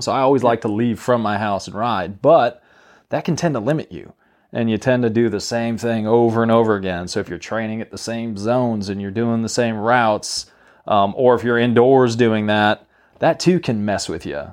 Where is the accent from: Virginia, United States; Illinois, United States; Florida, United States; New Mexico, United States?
New Mexico, United States; moved away; I'm from New Mexico originally